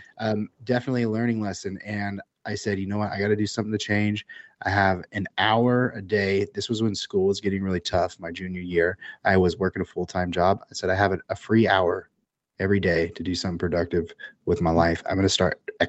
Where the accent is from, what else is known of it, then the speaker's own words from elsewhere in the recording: Central Valley, California, United States; I grew up in the Central Valley of California